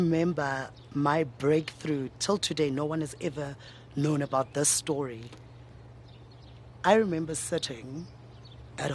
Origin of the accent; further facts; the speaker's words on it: Tembisa, Gauteng, South Africa; ke Motswana wa ko Tembisa, born and bred ko Tembisa.